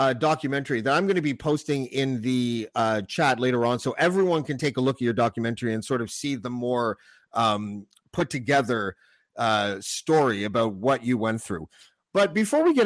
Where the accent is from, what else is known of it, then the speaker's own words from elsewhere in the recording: Whitby, Ontario, Canada; he grew up in the same area that I grew up in, Durham region. I was from Whitby